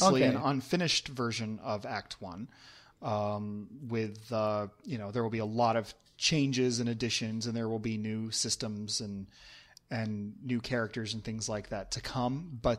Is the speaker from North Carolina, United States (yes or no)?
no; Pennsylvania, United States; moved away as an adult; also born or lived in Ohio / California; now in Belgium; I grew up in Pennsylvania, but I lived most of my life on the East Coast around the East Coast. Like the furthest west I lived was Ohio.